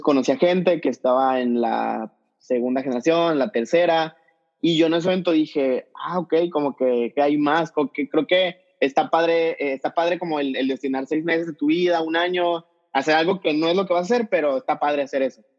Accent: Mexico City, Mexico; moved away as an adult; also born or lived in El Paso, Texas; now in Tijuana, Mexico; soy de la Ciudad de México, nomás que vivo ahorita en Tijuana

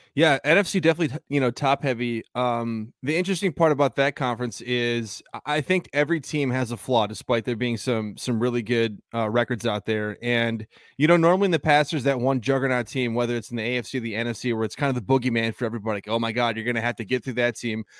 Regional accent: Green Bay, Wisconsin, United States; Sanjay and I grew up in Green Bay

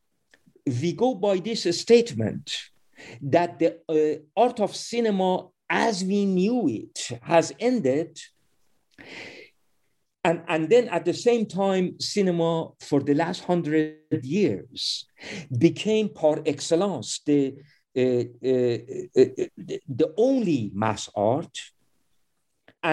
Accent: Iran; I am also by birth an Iranian

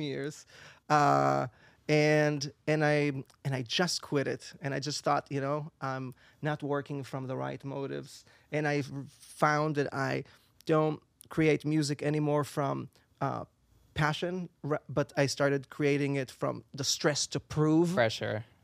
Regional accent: Israel; English is a second language; moved away as an adult; now in New York, United States; I'm originally from Israel.

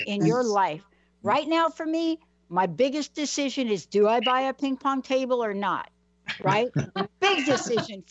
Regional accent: New York City, New York, United States; moved away; I'm from New York. I'm from the Bronx

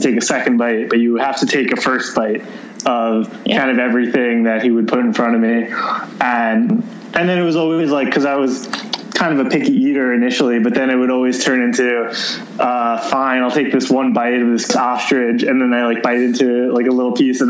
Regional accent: Long Island, New York, United States; moved away as an adult; now in Manhattan, United States; when I was about 4 years old, my parents took me out to Long Island, which is a suburb about an hour outside the city. And that's where I grew up

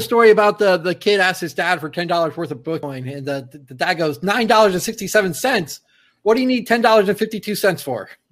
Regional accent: Fort Lauderdale, Florida, United States; my hometown, Fort Lauderdale

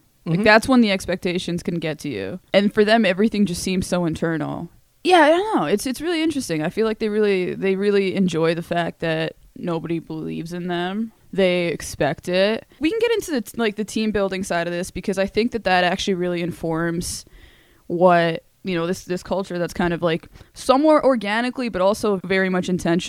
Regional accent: South Carolina, United States; Like, just, you know, a stone's throw away from Kentucky, like, you know, growing up in South Carolina, and, you know, North Carolina basketball dominates and everything.

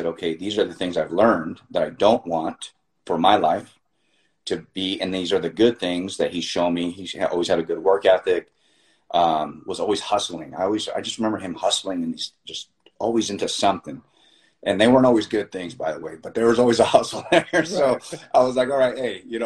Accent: Miami, Florida, United States; I was born in Miami. I'm a first generation, you know, Cuban American here

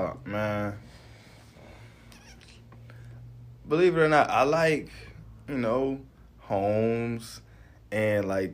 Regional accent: the South, United States; accent: Southern drawl; And like I said, I'm from the South, so it's a Southern draw.

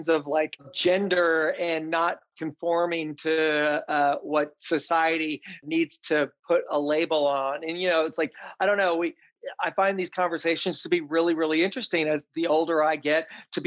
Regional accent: Tennessee, United States; I grew up in the South, in Tennessee, on a farm

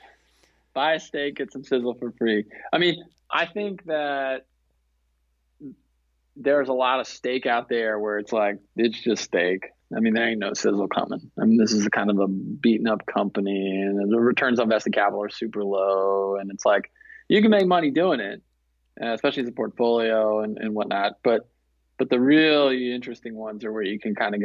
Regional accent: the South, United States; I'm from the South

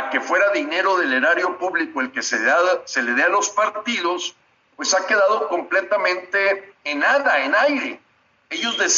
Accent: Mexico; tres miembros del Consejo Rector Nacional de Frena, que somos 73 mexicanos.

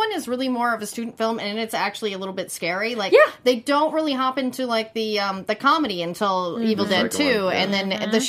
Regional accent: East Texas, United States; I grew up in East Texas

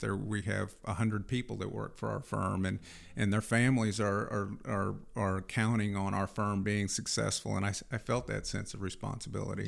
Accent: Fulton, Missouri, United States; I grew up in, uh, Fulton, Missouri, on a dairy farm

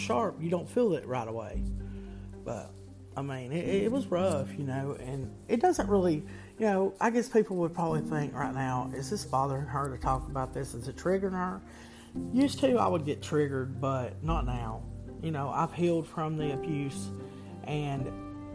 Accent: the South, United States; I'm from the South

